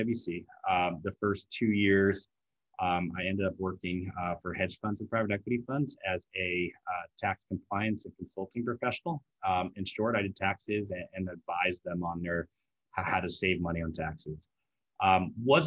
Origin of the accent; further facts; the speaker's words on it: San Francisco, California, United States; also born or lived in Seattle; I grew up here in San Francisco, true unicorn